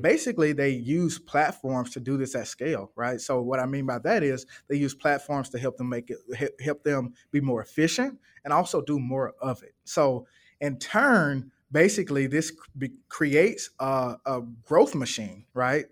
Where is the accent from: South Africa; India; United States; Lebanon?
United States; Birmingham, Alabama; now in Atlanta, United States; I'm originally from Birmingham, Alabama, um, and that is where my mom and dad is.